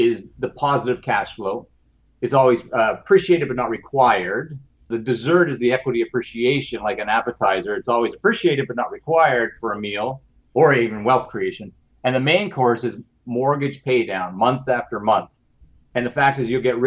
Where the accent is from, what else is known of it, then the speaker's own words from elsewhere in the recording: Canada; being a Canadian